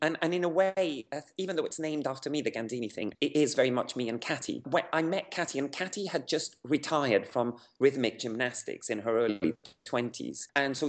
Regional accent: Havana, Cuba; Yeah, I wasn't born, but I grew up in Havana. Yeah, my parents were communists in the late 60s, and in their quest to find an alternative life, they moved to Havana. So I grew up there

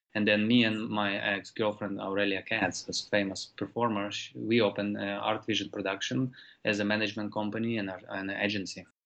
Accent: Ukraine; moved away; these organizations that I grew up with in Ukraine

